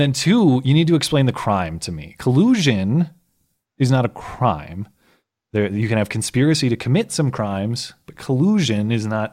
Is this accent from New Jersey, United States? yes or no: no; Minnesota, United States; I was born in Minnesota